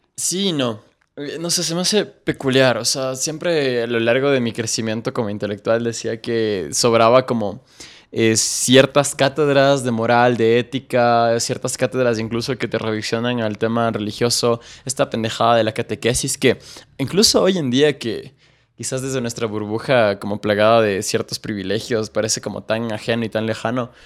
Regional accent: Quito, Pichincha, Ecuador; yo crecí en Solanda, un barrio eh, obrero, trabajador, eh, peligroso de aquí de Quito

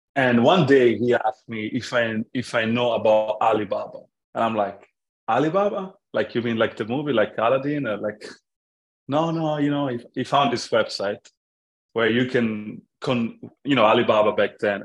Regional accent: Florence, Tuscany, Italy; English is a second language; moved away as an adult; also born or lived in London; I grew up in Italy, in Florence, until I was 21 years old, which is uh, when uh, I moved to London at 21 and I stayed there until I was 28

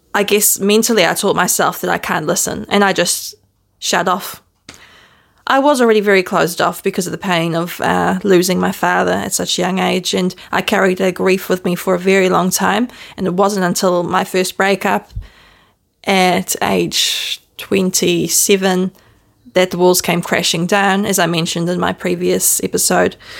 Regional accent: New Zealand; accent: Kiwi; also born or lived in Netherlands; I was born in Holland. So you may still hear a smidgen of my Dutch accent, but for most foreigners, I probably sound like a Kiwi because I was raised in New Zealand.

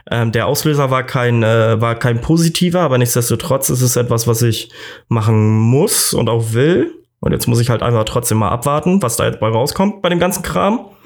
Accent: Northern Germany, Germany; Für mich als, als Norddeutscher ist er

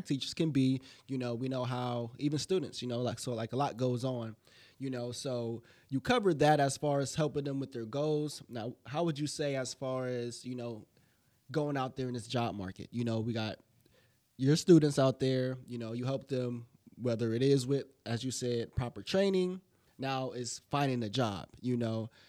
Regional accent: Alliance, Ohio, United States; I'm from Alliance as well

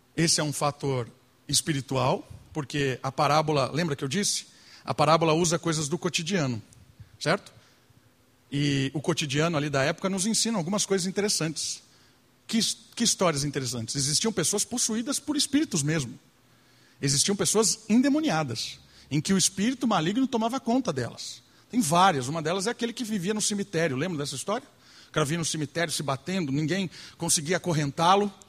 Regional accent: Brazil; Nós somos brasileiros

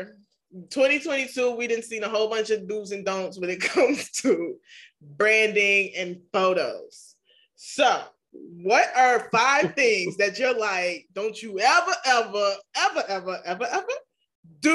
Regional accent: New York, United States; I'm from New York. It's okay. We got accents over here.

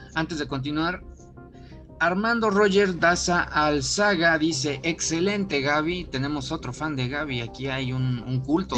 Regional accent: Mexico; nosotros de nuestro punto de vista como mexicanos

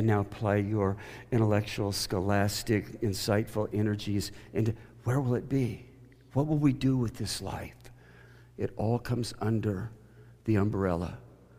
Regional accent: the Bible Belt, United States; I grew up in the Bible Belt

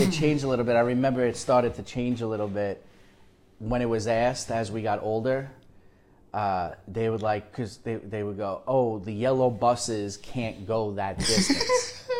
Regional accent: New York, United States; My parents, I remember, they growing up in New York

